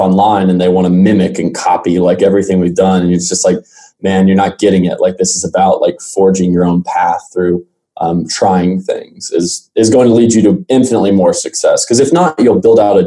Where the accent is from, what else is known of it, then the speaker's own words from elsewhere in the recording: Arlington, Texas, United States; originally, I'm born and raised in Arlington, Texas.